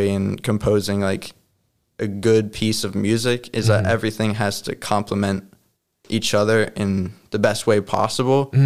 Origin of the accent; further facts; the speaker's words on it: Deerfield, Massachusetts, United States; also born or lived in Preston, England; I was born in Preston, England, and I moved to Deerfield, Mass when uh-huh. I was 18 months old. So uh-huh that's why I don't have an accent.